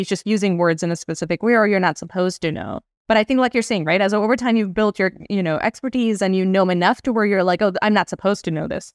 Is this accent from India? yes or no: yes; India; moved away; I grew up in India